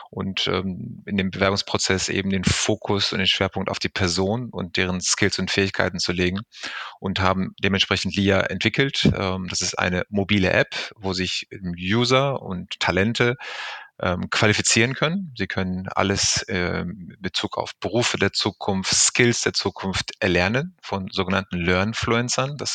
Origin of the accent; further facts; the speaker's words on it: Recklinghausen, North Rhine-Westphalia, Germany; born there; nach einer kurzen Weltreise der letzten Jahre hat es mich zurückverschlagen in meinem Geburtsort hier mitten im Ruhrgebiet